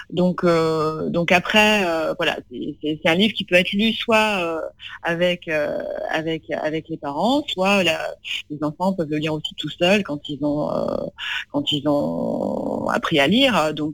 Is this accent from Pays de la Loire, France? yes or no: no; Tulle, Nouvelle-Aquitaine, France; À, à, Tulle, voilà, j'ai grandi donc euh, vraiment dans une, ville de province, euh, voilà, la campagne.